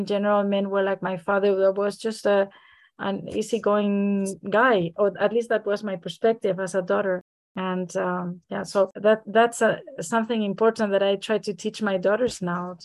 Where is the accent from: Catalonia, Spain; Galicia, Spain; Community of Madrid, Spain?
Community of Madrid, Spain; Madrid; moved away as an adult; also born or lived in Frankfurt area, Germany; now in Frankfurt, Germany; I am Spanish. I'm from Madrid, Spain, and I have lived in Germany in the area of Frankfurt for the last almost 10 years.